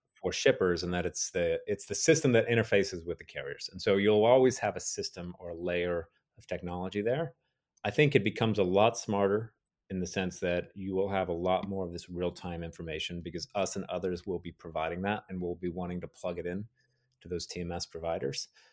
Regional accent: Dallas, Texas, United States; I'm from Dallas originally

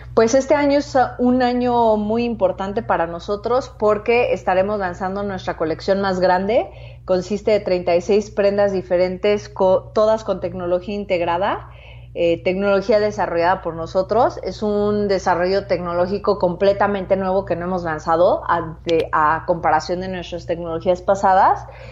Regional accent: Mexico; also born or lived in San Francisco / Asia; soy mexicana, eh, soy cofundadora de Machina

